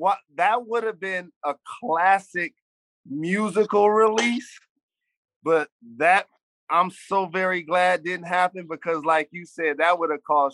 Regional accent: Detroit, Michigan, United States; And also, like, I'm from Detroit. I'm going to always live there. My driver's license is there, all of that.

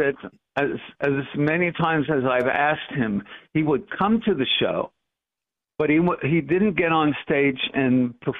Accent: Montreal, Quebec, Canada; also born or lived in Toronto; born and raised in Montreal

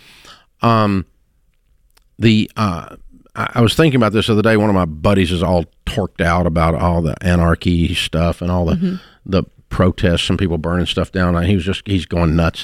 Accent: United States

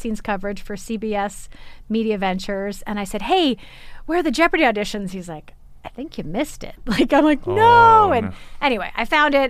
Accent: Arizona, United States; moved away; I'm from Arizona. I have never lived in snow.

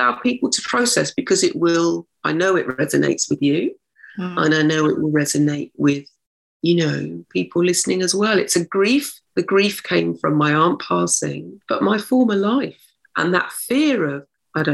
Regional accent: Oxfordshire, South East England, United Kingdom; now in London, United Kingdom; I was brought up in Oxfordshire, in a small town in Oxfordshire.

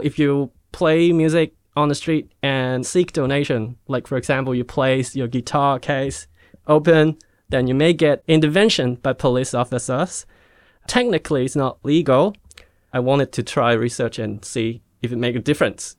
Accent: Hong Kong; moved away; also born or lived in Australia; I was born in Hong Kong and, um, I went to Australia for study till I was seventeen

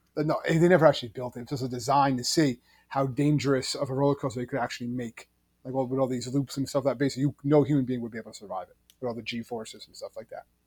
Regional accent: New Jersey, United States; we're from New Jersey.

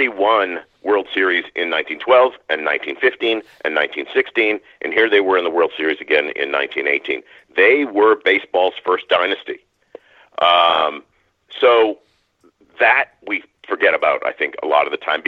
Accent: Maine, United States; I grew up in Maine. I've lived in New England my whole life

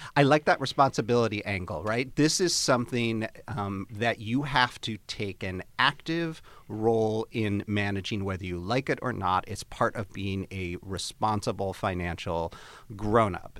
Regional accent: Chicago, Illinois, United States; moved away; my friends, uh, from back home in Chicago where I grew up.

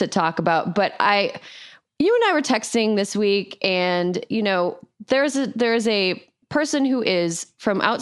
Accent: Wisconsin, United States; moved away; my home state of Wisconsin

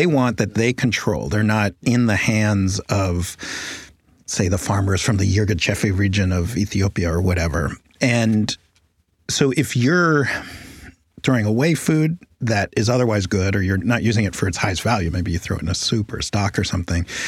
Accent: New York City, New York, United States; I grew up in Manhattan, like you did, around the same time

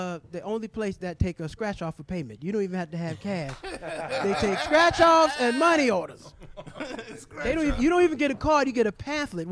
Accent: Florida, United States; now in California, United States; I'm originally from Florida

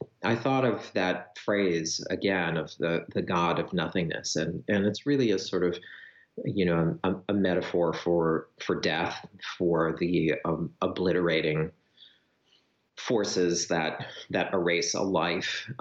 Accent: rural Wisconsin, United States; moved away as an adult; also born or lived in Winona, Minnesota; my childhood in Wisconsin, in very rural Wisconsin, growing up on a farm

